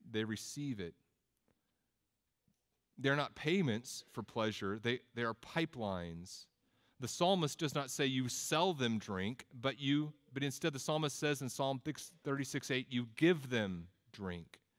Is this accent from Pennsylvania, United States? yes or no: no; Texas, United States; also born or lived in Tennessee; I'm from Texas and Tennessee and different places, so I just say both.